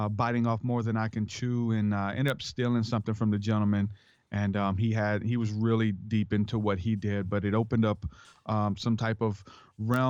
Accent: New Orleans, Louisiana, United States; I'm from New Orleans, Louisiana

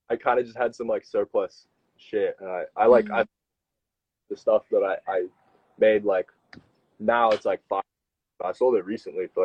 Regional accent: United States; So I'm I'm American originally.

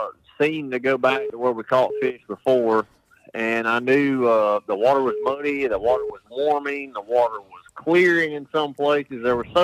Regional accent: Alabama, United States; I grew up on the Coosa River right here

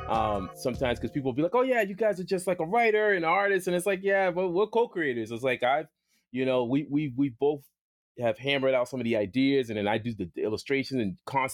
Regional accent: Boston, Massachusetts, United States; I grew up in Boston, by the way, and it was a place called JP, and it was the Projects.

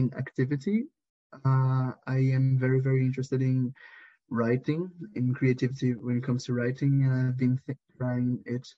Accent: Brazil; moved away as an adult; now in Portugal; I came from Brazil. I moved to Portugal in 2017

